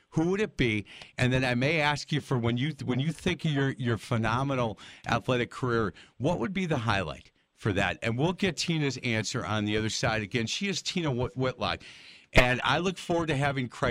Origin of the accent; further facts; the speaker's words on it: Wisconsin, United States; I said, Wisconsin